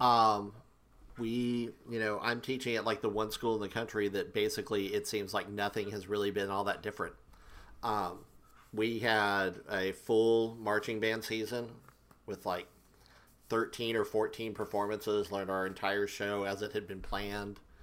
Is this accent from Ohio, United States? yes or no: no; Oklahoma, United States; I grew up in Oklahoma.